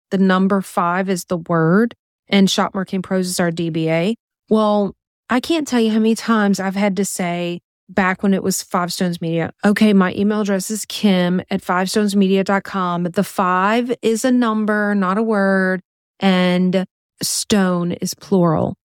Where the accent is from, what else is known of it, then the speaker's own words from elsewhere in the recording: Louisiana, United States; we're from Louisiana